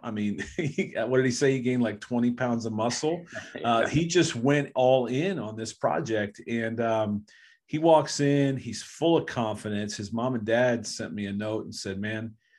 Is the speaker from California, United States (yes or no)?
no; Bedford, Ohio, United States; I grew up in Bedford